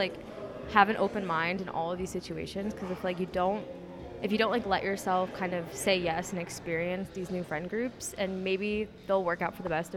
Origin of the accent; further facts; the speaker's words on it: Danbury, Connecticut, United States; I'm from Danbury, Connecticut, and I'm a junior here at UConn